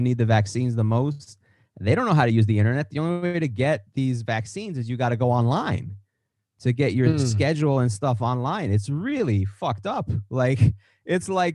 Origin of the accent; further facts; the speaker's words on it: New York, United States; I'm a New York guy. I'm from the East